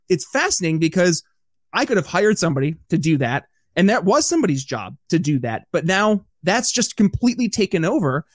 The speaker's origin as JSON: {"language": "English", "region": "upstate New York", "country": "United States", "moved": "yes", "said": "I'm from upstate New York originally"}